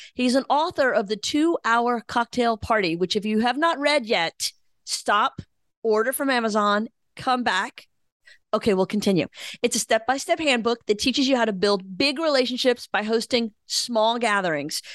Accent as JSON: {"language": "English", "region": "Louisiana", "country": "United States", "tie": "born or raised there", "said": "we grew up in Louisiana, so we're y'allers also."}